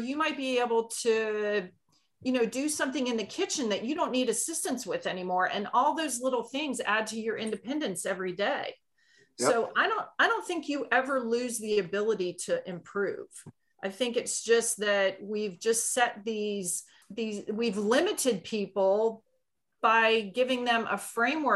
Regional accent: Maryland, United States; moved away as an adult; now in Kitty Hawk, North Carolina, United States; I grew up in Maryland

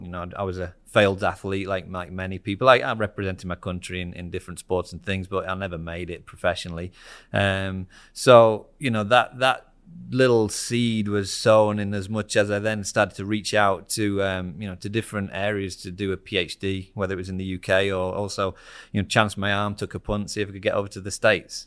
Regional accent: Harrogate, Yorkshire and the Humber, United Kingdom; moved away; I'm from the northeast of England. Um, so I'm from a, a town called Harrogate

